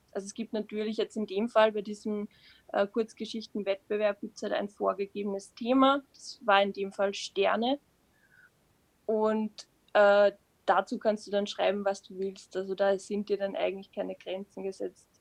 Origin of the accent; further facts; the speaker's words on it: Upper Austria, Austria; moved away as an adult; now in Vienna, Austria; Ich komme aus Österreich, genauer gesagt aus Oberösterreich und lebe jetzt seit zwei Jahren